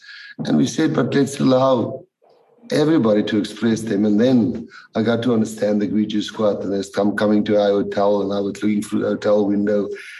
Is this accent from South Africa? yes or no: yes; Eastern Cape, South Africa; I'm from the Spats in the Eastern Cape, so there's a lot of Xhosa people there.